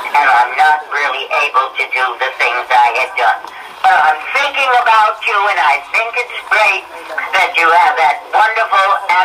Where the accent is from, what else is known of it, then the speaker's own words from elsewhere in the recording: Borscht Belt, New York, United States; now in Chatham, United States; I was born in New York State on a farm which was a boarding house too. It was 100 miles from New York City. It was known as the Borscht Belt